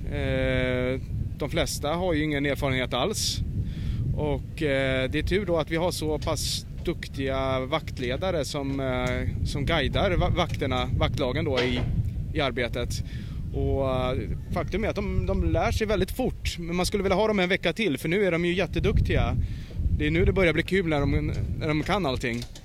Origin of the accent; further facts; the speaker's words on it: Stockholm archipelago, Stockholm County, Sweden; i skärgården då, där jag är uppvuxen, i, i Stockholms skärgård.